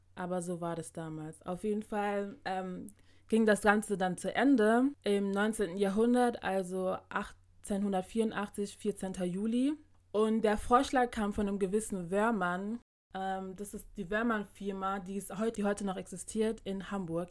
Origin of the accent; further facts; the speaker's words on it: Ghana; bei uns in Ghana